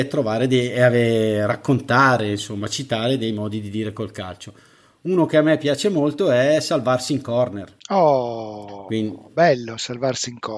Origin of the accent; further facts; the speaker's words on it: Bergamo, Lombardy, Italy; oppure quando dici all'estero sono di Bergamo, ma magari capita anche, anche tuttora, ah, ti dicono subito la squadra della tua città, Atalanta.